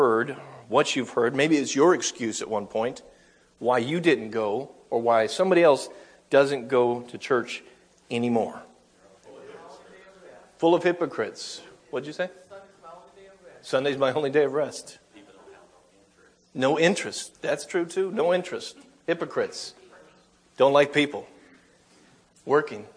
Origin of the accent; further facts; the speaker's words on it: United States; 73% of us Americans, quote unquote, identify as Christian